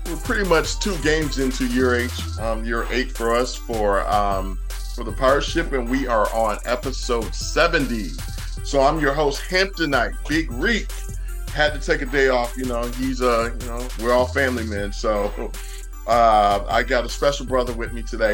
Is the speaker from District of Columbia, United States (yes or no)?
no; Atlanta, Georgia, United States; I grew up from I'm from Atlanta